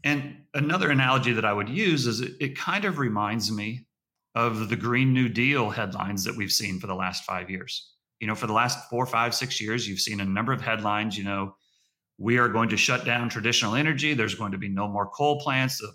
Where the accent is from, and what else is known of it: United States